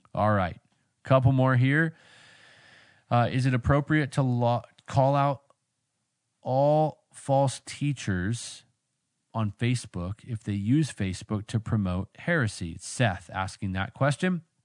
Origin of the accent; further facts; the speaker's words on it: Vancouver, British Columbia, Canada; moved away; I grew up out there in Vancouver